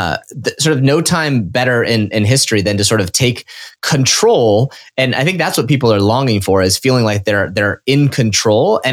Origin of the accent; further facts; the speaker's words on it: Nebraska, United States; I grew up in Nebraska